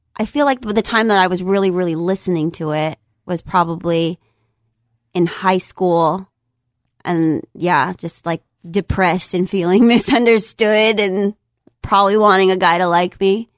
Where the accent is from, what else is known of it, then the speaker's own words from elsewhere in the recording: San Jose, California, United States; I'm originally from the Bay Area. I'm from San Jose